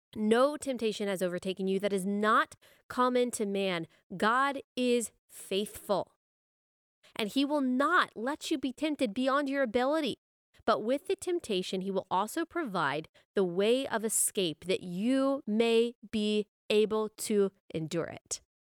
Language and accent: English; Texas, United States; I'm from Texas